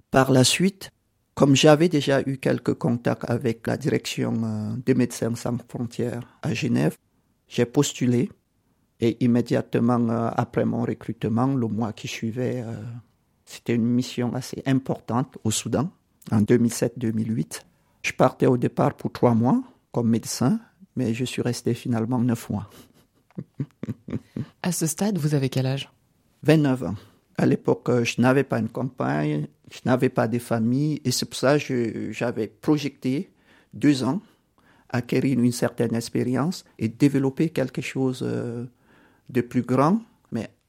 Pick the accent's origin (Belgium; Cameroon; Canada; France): Cameroon; born there; Je suis né au Cameroun, mais j'ai beaucoup voyagé parce que euh, les parents étaient administrateurs et gestionnaires des biens d'une église dans une organisation internationale.